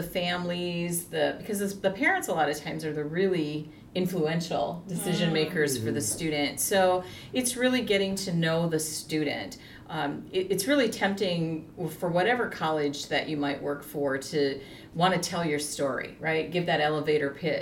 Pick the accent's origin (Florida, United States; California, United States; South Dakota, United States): South Dakota, United States; I'm from South Dakota